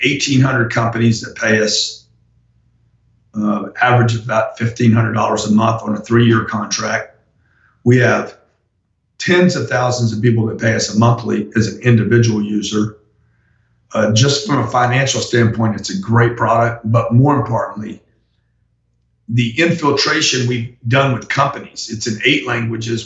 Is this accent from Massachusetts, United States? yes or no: no; Louisiana, United States; I'm from Louisiana